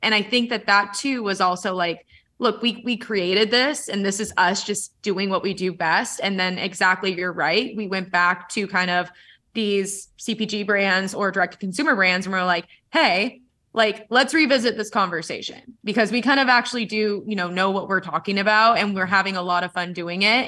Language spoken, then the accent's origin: English; San Diego, California, United States; I'm from San Diego